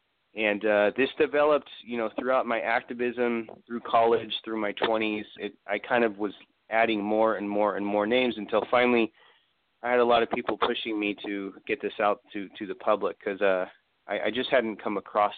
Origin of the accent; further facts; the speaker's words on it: California, United States; what are my grandparents talking about when they talk about our you know, Native roots? And I grew up in California, pretty far away from Oklahoma or any. And also, I was born, you know, way after the reservation and relocation period.